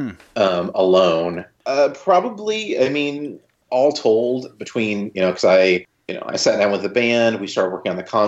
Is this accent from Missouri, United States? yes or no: yes; Joplin, Missouri, United States; I shot it here in Joplin, in my hometown, Joplin, Missouri.